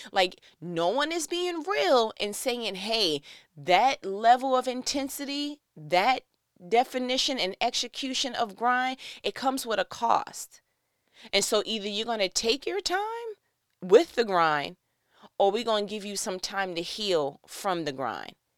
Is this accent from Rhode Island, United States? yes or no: no; New York, United States; I'm from New York